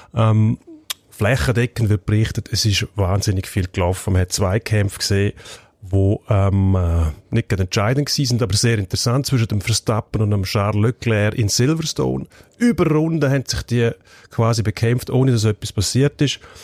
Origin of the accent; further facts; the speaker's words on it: Switzerland; bei uns in der Schweiz